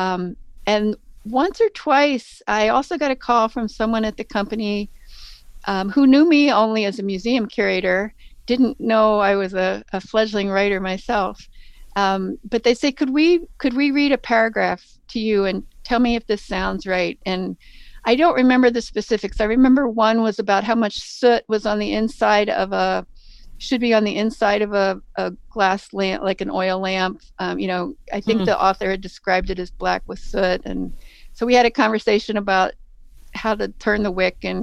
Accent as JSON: {"language": "English", "town": "Baltimore", "region": "Maryland", "country": "United States", "tie": "born or raised there", "also_born_or_lived": "Great Lakes area", "moved": "as an adult", "said": "growing up in Baltimore"}